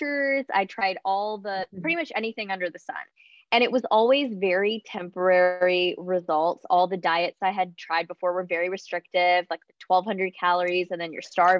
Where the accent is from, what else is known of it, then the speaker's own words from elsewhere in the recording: Charlotte, North Carolina, United States; I am from Charlotte, North Carolina in the U.S.